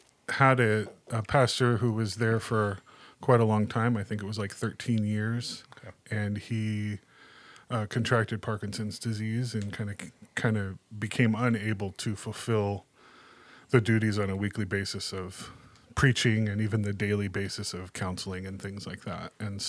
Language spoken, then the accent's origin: English; California, United States; also born or lived in Minnesota; I was born and raised here in Southern California.